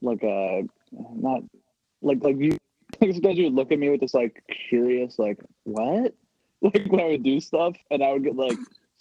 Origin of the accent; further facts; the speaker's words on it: New Jersey, United States; growing up in Jersey